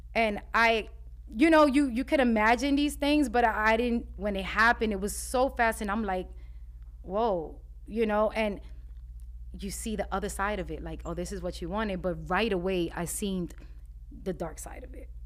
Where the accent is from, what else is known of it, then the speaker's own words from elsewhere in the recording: New York City, New York, United States; growing up in Spanish Harlem